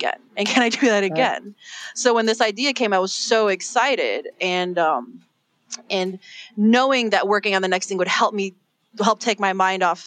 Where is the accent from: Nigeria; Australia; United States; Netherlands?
United States; Chicago, Illinois; I was born and raised in Chicago.